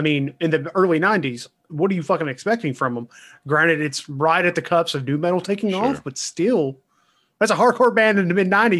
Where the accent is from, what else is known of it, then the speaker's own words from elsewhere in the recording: the South, United States; We're from the South. You get what you get.